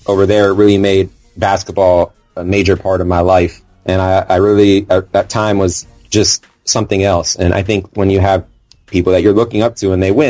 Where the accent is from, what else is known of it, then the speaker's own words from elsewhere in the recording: Los Angeles, California, United States; now in Pittsburgh, United States; I'm not from Pittsburgh at all, from the opposite side in LA, specifically the Valley. And yeah, the Valley of California, great place, which I miss dearly